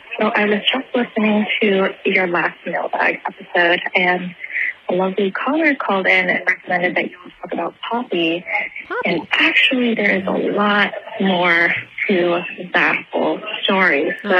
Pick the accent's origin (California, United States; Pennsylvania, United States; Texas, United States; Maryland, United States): Pennsylvania, United States; Buckskin; now in San Francisco, United States; I'm in San Francisco right now, but I'm from Buckskin, Pennsylvania